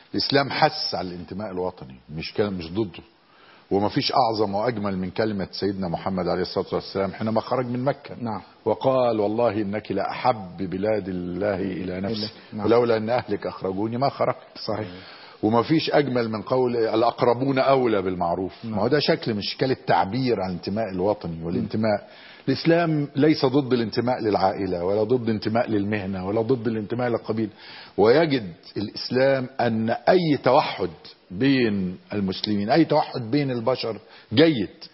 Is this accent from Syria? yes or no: no; Egypt; كوني أنا مصري